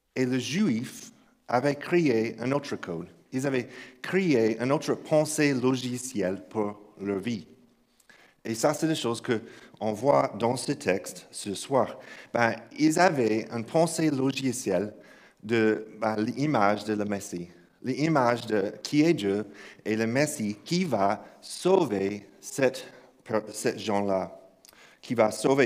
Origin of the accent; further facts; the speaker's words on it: Kentucky, United States; French is a second language; moved away; j'ai grandi dans une église euh, au Kentucky. oui, je sais que cet accent ne vient pas de croix russe. Donc, j'ai grandi à, grandi à Kentucky, dans un village